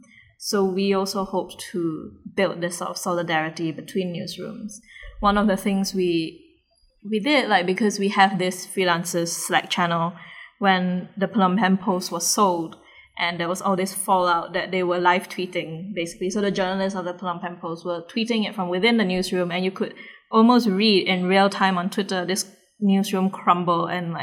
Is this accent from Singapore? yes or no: yes; Singapore; as a Singaporean